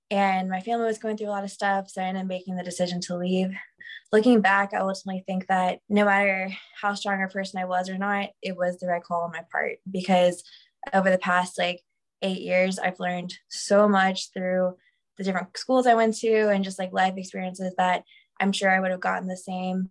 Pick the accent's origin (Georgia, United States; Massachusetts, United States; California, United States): Georgia, United States; Macon; I grew up in Macon, Georgia